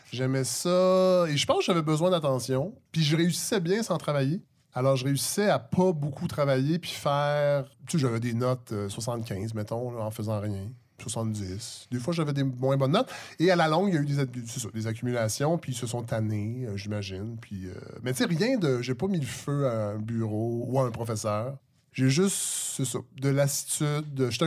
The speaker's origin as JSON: {"language": "French", "town": "Saint-Hyacinthe", "region": "Quebec", "country": "Canada", "tie": "born there", "also_born_or_lived": "Montréal-Nord / Saint-Luc", "said": "j'ai, grandi dans plein de villes. Je suis né à Saint-Hyacinthe, j'ai habité à Montréal-Nord, j'ai habité à Saint-Luc, qui est maintenant à Saint-Jean-Richelieu"}